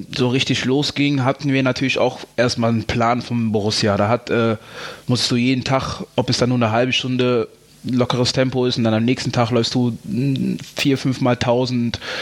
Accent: Troisdorf, North Rhine-Westphalia, Germany; Ich bin ja auch in Trostorf geboren, gehört zu Köln

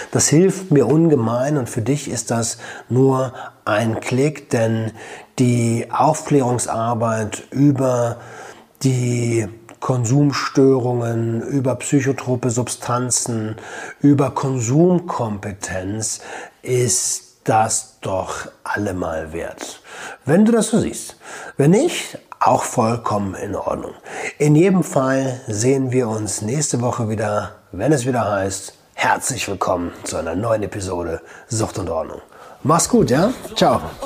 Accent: Germany; moved away as an adult; now in Portugal; bei uns in Deutschland

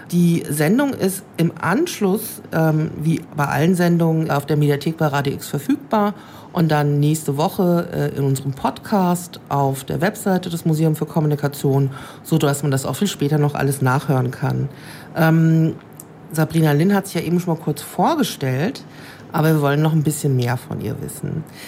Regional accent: Rhine-Main region, Hesse, Germany; Ich komme hier aus der Rhein-Main-Region

